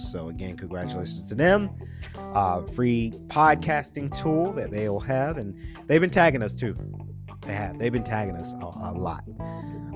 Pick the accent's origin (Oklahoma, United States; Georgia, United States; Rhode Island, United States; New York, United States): Georgia, United States; Atlanta; we're from Atlanta